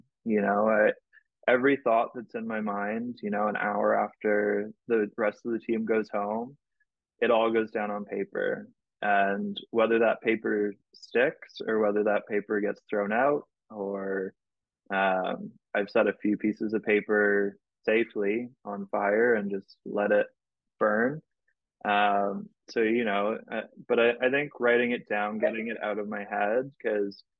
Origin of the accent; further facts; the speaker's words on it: Canada; I'm a Canadian national